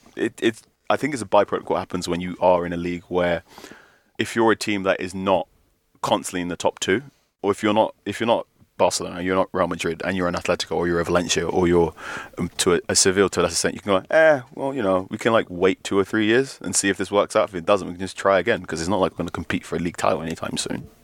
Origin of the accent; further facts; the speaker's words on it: Ghana; As a Ghanaian person